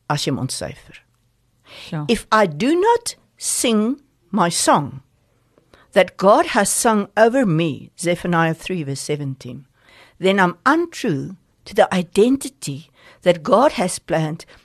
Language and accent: Afrikaans; Zimbabwe; also born or lived in Hartbeespoort / Pretoria; now in Stilbaai, South Africa; ek is 'n Rhodesiese meisie. Ek is gebore in Zimbabwe onder met sendlinge ouers. My pa was onderwyser. Ek het op 'n jong ouderdom tot bekering gekom. Dullerywil, Dafil, Sunnyhof Hoërskool, Hartbeespoort toe getrek, Pretoria toe getrek en uh, ja baie jare daar en ek bly nou in Stilbaai